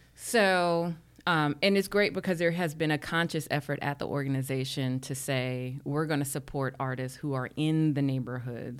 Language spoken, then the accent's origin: English; New York City, New York, United States; I grew up in Harlem